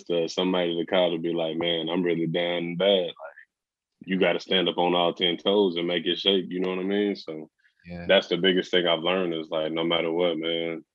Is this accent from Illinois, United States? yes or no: no; Texas, United States; moved away as an adult; now in Oregon, United States; from Texas